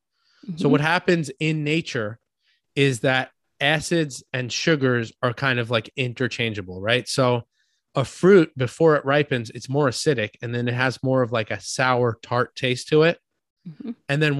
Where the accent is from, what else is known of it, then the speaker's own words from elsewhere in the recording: New York, United States; I'm from New York.